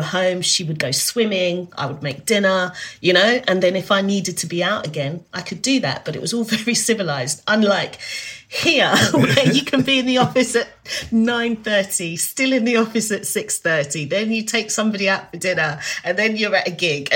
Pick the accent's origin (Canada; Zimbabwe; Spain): Zimbabwe; also born or lived in South Africa; now in United Kingdom; I'm from Zimbabwe, so my family, we speak Shona at home